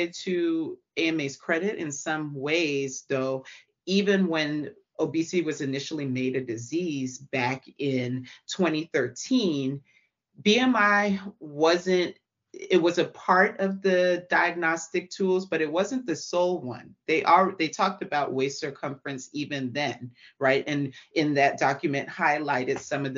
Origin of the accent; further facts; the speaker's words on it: Atlanta, Georgia, United States; I'm from Atlanta